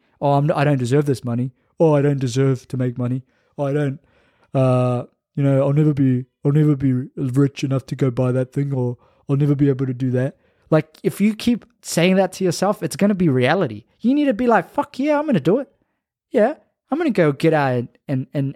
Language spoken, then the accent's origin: English; Fiji; moved away; Hopefully I'll be in Fiji, going to my hometown very soon